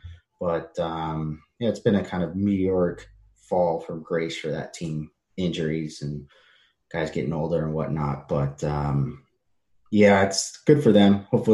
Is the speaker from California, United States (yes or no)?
yes; California, United States; The Orange County, yeah.